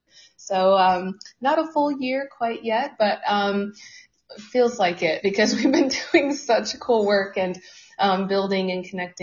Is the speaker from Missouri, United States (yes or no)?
no; Seattle, Washington, United States; moved away as an adult; also born or lived in Southern California; now in Chattanooga, United States; So I'm born and raised in Seattle. I did spend some time in Southern California, but I made my way back to Seattle